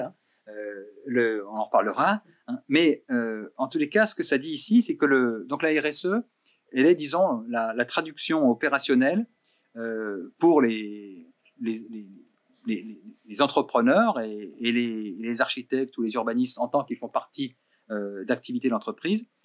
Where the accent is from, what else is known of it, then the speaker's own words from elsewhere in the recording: Burgundy, Bourgogne-Franche-Comté, France; je viens de Bourgogne